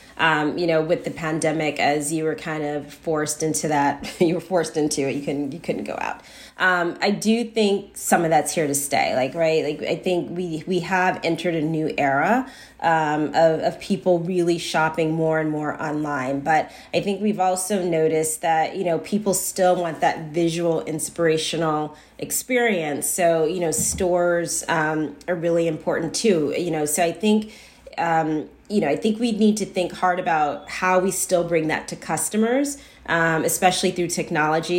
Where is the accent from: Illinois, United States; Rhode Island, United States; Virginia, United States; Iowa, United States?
Illinois, United States; Chicago; I grew up on the South Side of Chicago